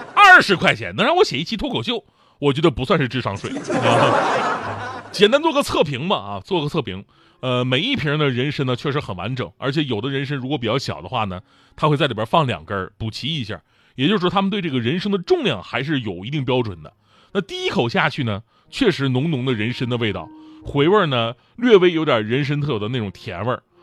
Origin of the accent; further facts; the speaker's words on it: Northeast China, China; 我作为一个东北人